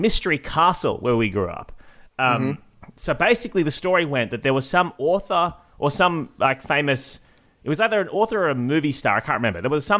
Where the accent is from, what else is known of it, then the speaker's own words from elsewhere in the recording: Illawong, New South Wales, Australia; I've just found out about a castle in my hometown of Illawong.